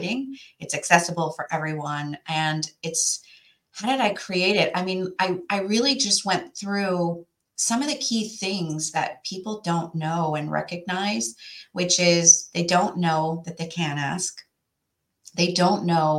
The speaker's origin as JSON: {"language": "English", "region": "Western Canada", "country": "Canada", "moved": "as an adult", "lives_now": "New York area, United States", "said": "So where I came from was a small place in Western Canada."}